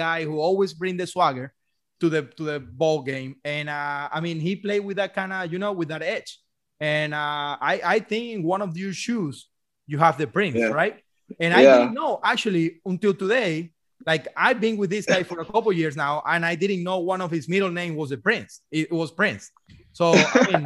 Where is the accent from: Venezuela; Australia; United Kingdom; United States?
Venezuela; moved away; I'm coming from Venezuela